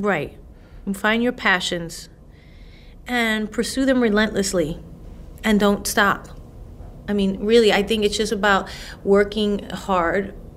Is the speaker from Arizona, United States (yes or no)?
no; New York City, New York, United States; I'm a girl from the Bronx